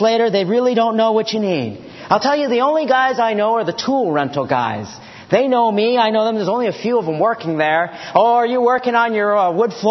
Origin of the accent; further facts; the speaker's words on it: Washington, District of Columbia, United States; I grew up in Georgetown over there by Bowling Field.